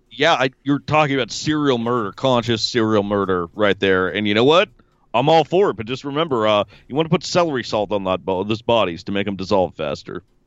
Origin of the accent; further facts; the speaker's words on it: Evanston, Illinois, United States; my hometown, the Windy City. I'm actually from Evanston, but I claim the city of Chicago